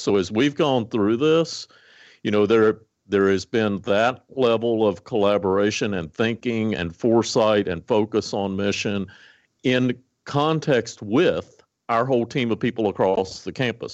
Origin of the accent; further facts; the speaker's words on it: Botetourt County, Virginia, United States; now in Lincoln, United States; my first day to get on the school bus to go to the public school in Botetourt County, Virginia, in Western Virginia